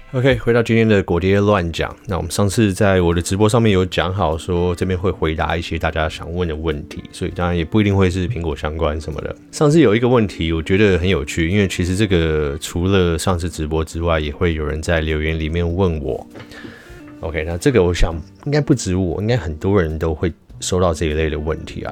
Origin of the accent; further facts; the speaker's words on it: Taiwan; 我有点台湾人的灵魂又出现了